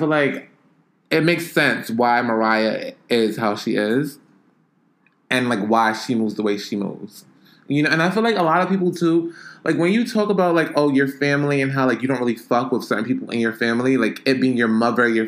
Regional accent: Jamaica; now in New York, United States; I'm Jamaican. And most of my family is still in Jamaica.

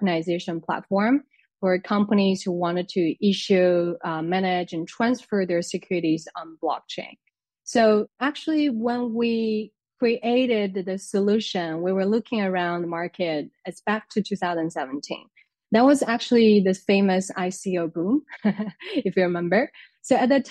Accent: China; moved away as an adult; now in France; I'm originally from China

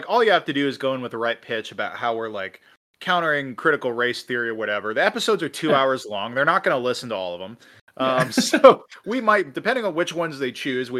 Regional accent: Missouri, United States; Hell, growing up in Missouri, I was taught to take pride in being from the home state of Harry S. Truman

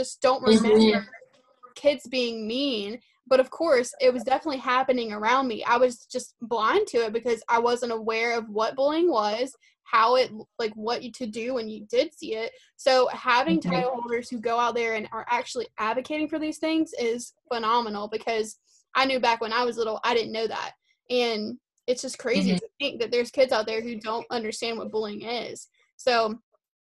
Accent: South Carolina, United States; I'm from South Carolina

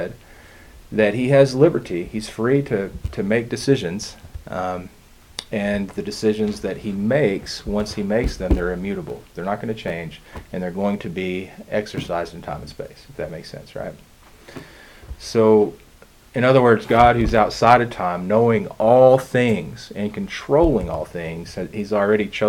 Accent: United States; being an American

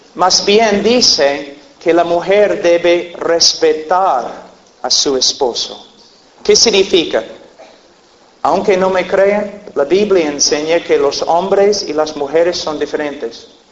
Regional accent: United States; Spanish is a second language; also born or lived in Peru; yo nací en un rancho en los Estados Unidos, nosotros criábamos caballos y vacas y un rancho

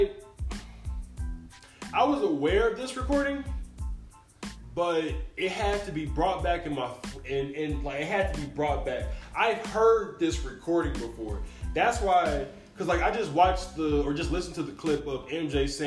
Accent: Gary, Indiana, United States; I am from Gary, Indiana

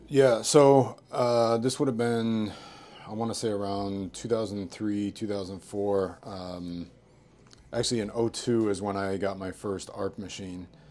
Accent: New York, United States; moved away as an adult; now in Vancouver, Canada; growing up in New York

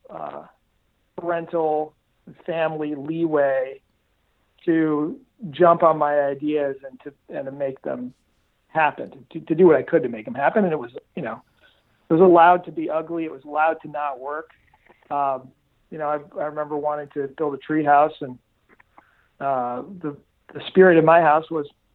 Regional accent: Detroit, Michigan, United States; I grew up in suburban Detroit

